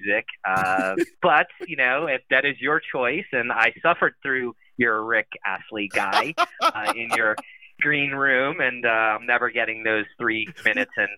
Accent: Ocean City, New Jersey, United States; I grew up in Ocean City, New Jersey

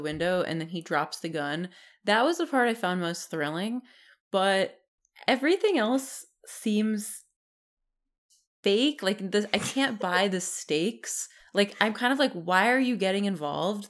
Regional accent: New Jersey, United States; even though I'm from New Jersey, my family hates the beach

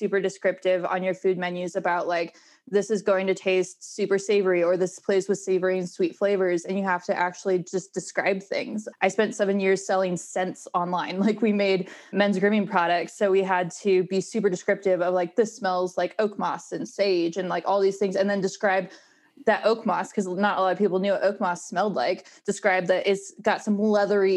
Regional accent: Northern California, United States; now in Denver, United States; I grew up in Northern California

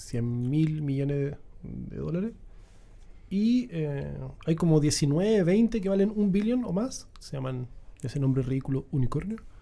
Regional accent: Puerto Montt, Los Lagos, Chile; yo soy de Puerto Montt

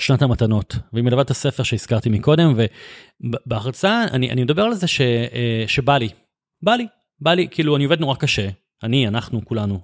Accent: Bat Yam, Tel Aviv District, Israel; גדלתי בבת ים

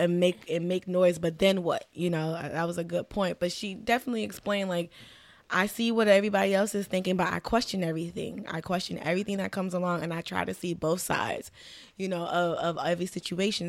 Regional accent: Miami, Florida, United States; growing up in Miami

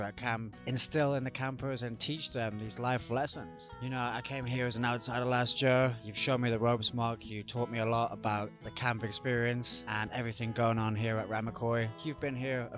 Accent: United Kingdom; I'm coming from the British culture

